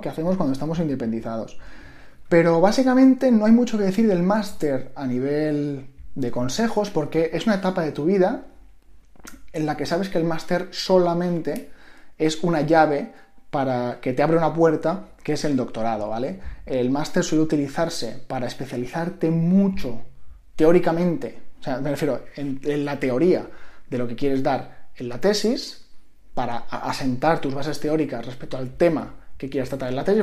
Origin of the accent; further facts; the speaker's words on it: Mallorca, Balearic Islands, Spain; moved away as an adult; also born or lived in Madrid; Yo soy de Mallorca, siempre vivía con mis padres, tenía mi grupo de amigos